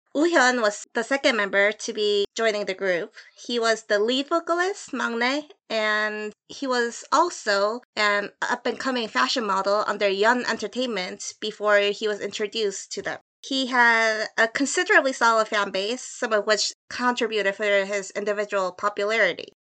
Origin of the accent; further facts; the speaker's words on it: Seoul, South Korea; I am Korean from Seoul, South Korea.